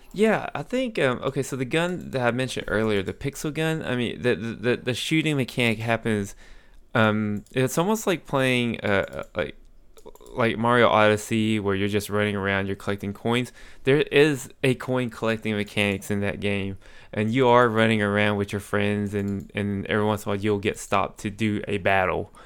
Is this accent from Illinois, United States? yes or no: no; Amarillo, Texas, United States; moved away; I went to my hometown in Amarillo